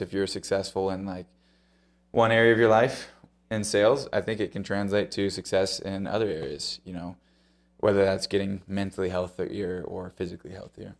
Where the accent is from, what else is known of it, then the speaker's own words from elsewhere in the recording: Ohio, United States; I grew up in Ohio, so that's, you know, that's home turf out there.